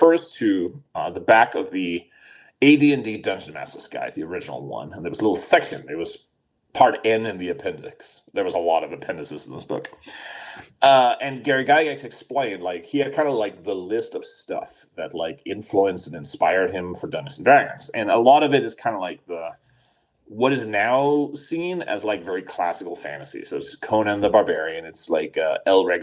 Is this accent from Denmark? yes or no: yes; Denmark; moved away; I grew up in Denmark